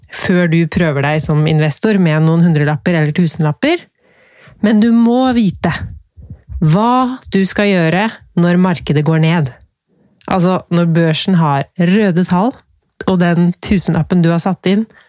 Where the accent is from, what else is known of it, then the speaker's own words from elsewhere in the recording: Norway; Jeg er født i Norge